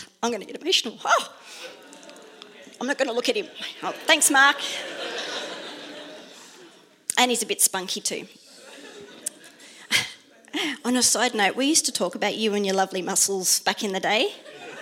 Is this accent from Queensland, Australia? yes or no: no; Sydney, New South Wales, Australia; also born or lived in Netherlands; I grew up in Mount Druitt in Western Sydney